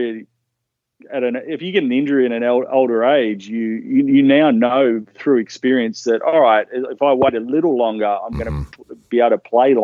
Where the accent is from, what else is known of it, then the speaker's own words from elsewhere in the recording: Newcastle, New South Wales, Australia; also born or lived in Melbourne; I was born in Melbourne. So my family was living in Melbourne, but when I was about 3 or 4, my dad got a job in a seafood company in Newcastle, and we all migrated down to Newcastle